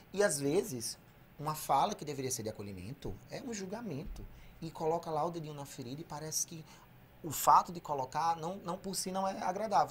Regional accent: Severiano Melo, Rio Grande do Norte, Brazil; also born or lived in Natal; Eu trabalhava no CRAS, era psicólogo socioassistencial lá da minha cidade, Severiano

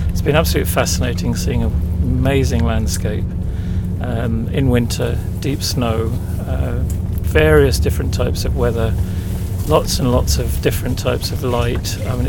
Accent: London, United Kingdom; I'm from London in England.

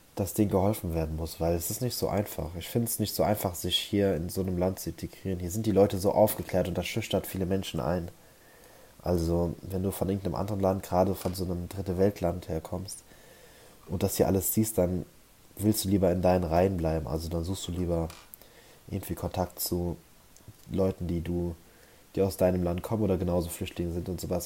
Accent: Germany; ich bin ja hier auf dem Dorf aufgewachsen

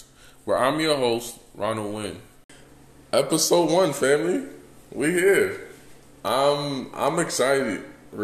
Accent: New York City, New York, United States; also born or lived in Houston; now in Las Vegas, United States; Born and raised in Bronx, New York

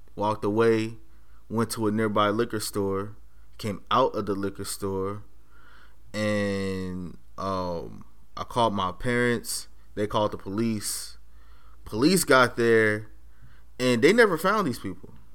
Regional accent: Los Angeles, California, United States; now in Monterey County, United States; I'm from Los Angeles. Um, went to school in South Central on the corner of Crenshaw and Slauson

